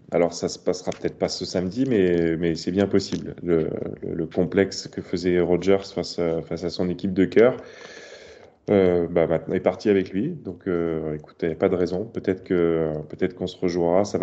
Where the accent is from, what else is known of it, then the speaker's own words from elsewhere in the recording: Hyères, Provence-Alpes-Côte d'Azur, France; Je suis de hier dans le Var.